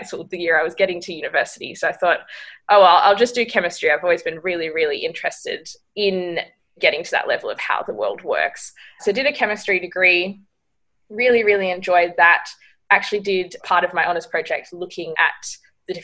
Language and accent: English; Margaret River, Western Australia, Australia; I grew up in Margaret River in Western Australia, so a small coastal town